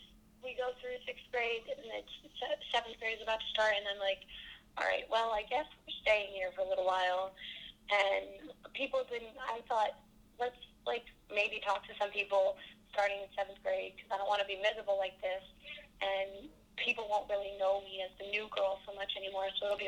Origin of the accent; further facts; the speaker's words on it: New Jersey, United States; moved away; lived in New Jersey